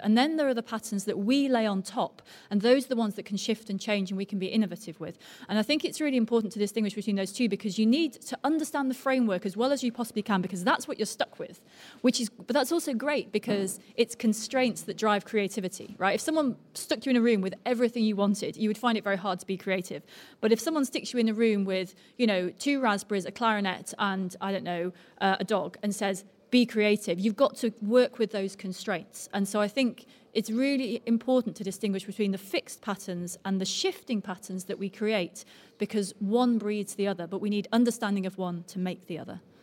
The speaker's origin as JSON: {"language": "English", "town": "Altrincham", "region": "North West England", "country": "United Kingdom", "tie": "born or raised there", "moved": "yes", "lives_now": "London, United Kingdom", "said": "I came from near here, actually. I was brought up in Altrincham, but I'm now in London"}